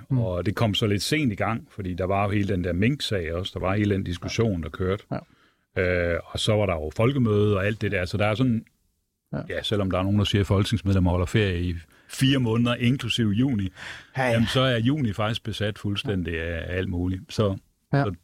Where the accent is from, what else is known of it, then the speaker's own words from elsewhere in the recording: Brabrand, Central Denmark Region, Denmark; Jeg kommer jo selv fra Jylland og Brændje oh. og Brabrand ved Aarhus.